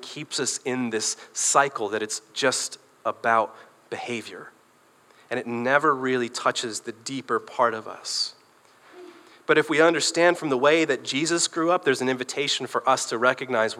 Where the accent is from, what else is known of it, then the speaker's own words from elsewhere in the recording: Michigan, United States; also born or lived in Northern Ireland / Belfast; We moved to this country when I was 5, and we moved from Northern Ireland, so we spoke English. We moved to a small town in Michigan